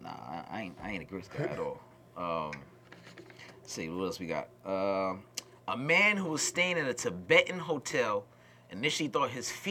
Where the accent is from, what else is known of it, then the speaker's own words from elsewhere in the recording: New York, United States; I'm from New York